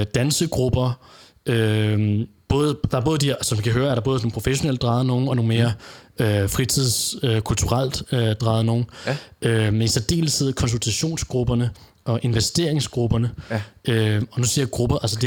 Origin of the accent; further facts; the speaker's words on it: Denmark; hjemme i Danmark